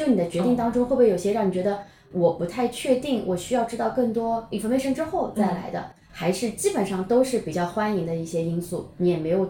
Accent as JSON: {"language": "Chinese", "region": "Shanghai", "country": "China", "said": "作为一个上海人，"}